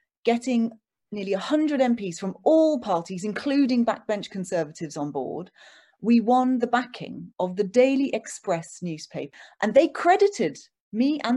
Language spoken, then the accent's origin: English; London, United Kingdom; also born or lived in Oxford; I was born in London